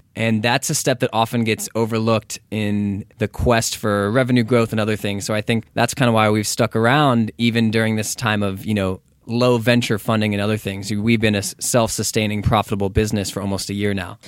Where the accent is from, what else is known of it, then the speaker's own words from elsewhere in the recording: Texas, United States; moved away as an adult; now in Los Angeles, United States; I'm from Texas.